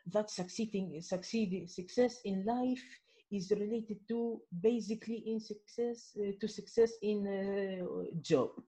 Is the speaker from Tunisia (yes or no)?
yes; Midoun, Medenine, Tunisia; English is a second language; here in my hometown in Midun, Jerba